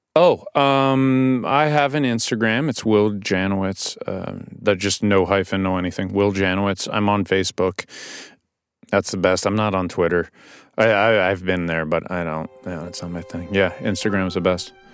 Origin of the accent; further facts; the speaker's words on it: New York City, New York, United States; I grew up on the Upper West Side, too